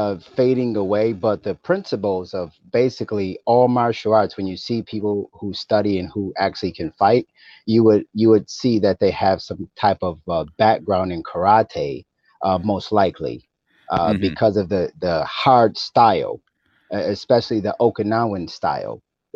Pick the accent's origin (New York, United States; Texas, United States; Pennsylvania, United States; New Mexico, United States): New York, United States; Buffalo; born there; also born or lived in Rochester / East Aurora; Yes, I was born in Buffalo, New York. But I traveled around to different parts of Western New York. So I lived in Rochester, East Aurora, different parts of Western New York